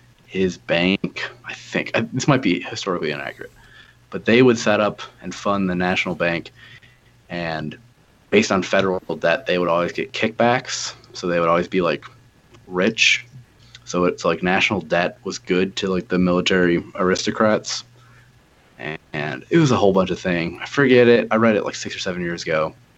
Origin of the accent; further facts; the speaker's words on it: Buffalo, New York, United States; Yeah, more like a Great Lakes type of guy.